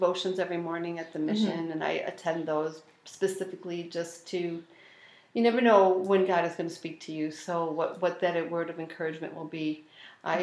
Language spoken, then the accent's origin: English; Elma, New York, United States; I grew up in Elma